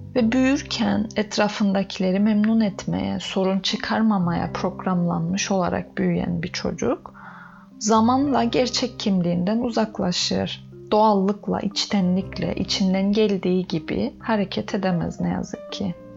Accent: Northern Cyprus, Cyprus; Ben Kıbrıs'ın kuzeyinde doğup büyüdüm

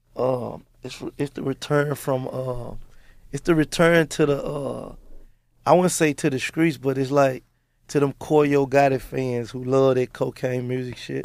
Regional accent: Memphis, Tennessee, United States; I come from North Memphis

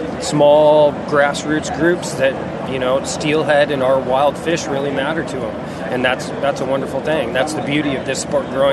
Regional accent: Arlington, Washington, United States; also born or lived in Alaska; I grew up in Arlington, Washington.

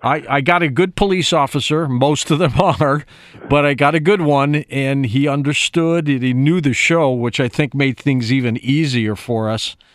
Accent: Detroit, Michigan, United States; I'm from Detroit

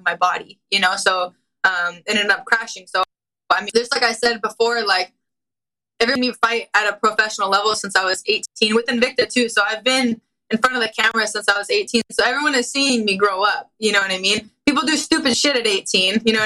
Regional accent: Anaheim, California, United States; it's in my hometown

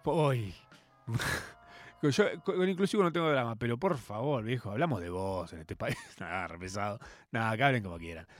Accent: Argentina; nuestra identidad como argentinos

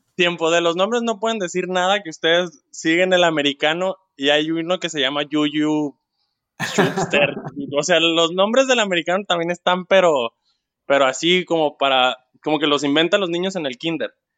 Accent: Culiacán, Sinaloa, Mexico; soy de Culiacán

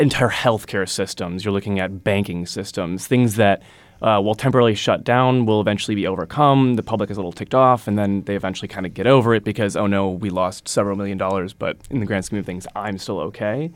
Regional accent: Wisconsin, United States; moved away; I'm originally from Wisconsin. I'm a Wisconsin guy through and through

